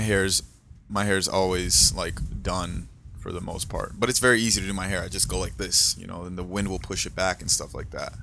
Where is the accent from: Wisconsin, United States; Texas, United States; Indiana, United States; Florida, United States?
Florida, United States; South; also born or lived in Brazil; where we grew up in South Florida, we lived in, um, and Deerfield, Pompano area